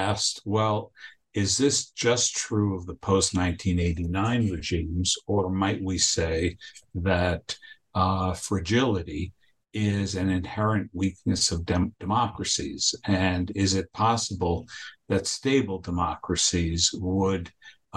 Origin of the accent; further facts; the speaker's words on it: Argentina; now in United States; I was born in Argentina, and I'm an immigrant to the United States.